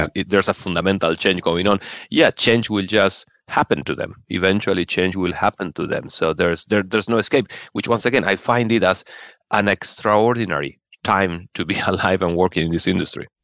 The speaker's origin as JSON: {"language": "English", "country": "Argentina", "tie": "born or raised there", "also_born_or_lived": "Venezuela / Brazil / Chile", "moved": "as an adult", "lives_now": "London, United Kingdom", "said": "I grew up, I'm originally from Argentina"}